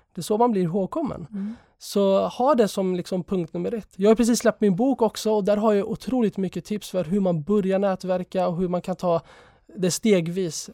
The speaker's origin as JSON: {"language": "Swedish", "country": "Sweden", "tie": "born or raised there", "also_born_or_lived": "Jerusalem", "said": "jag är född i Sverige"}